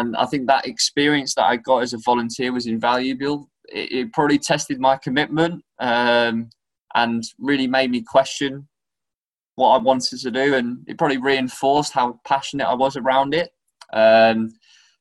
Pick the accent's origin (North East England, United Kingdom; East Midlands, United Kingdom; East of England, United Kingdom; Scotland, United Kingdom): East of England, United Kingdom; Norwich; moved away; I'm originally from Norwich, and I was involved in doing camps with Norwich and playing for some grassroots teams